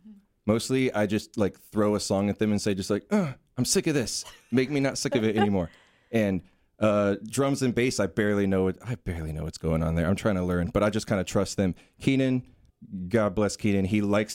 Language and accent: English; Cary, North Carolina, United States; also born or lived in Chapel Hill; I say that I grew up in Cary, but I'm not from Cary, because you can't be from Cary